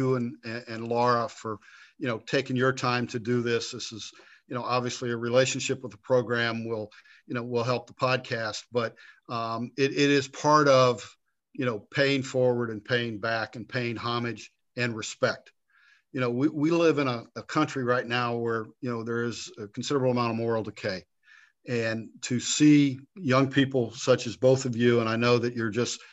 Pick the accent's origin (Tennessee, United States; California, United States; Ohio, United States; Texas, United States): Ohio, United States; Grove City; I was born and raised in Grove City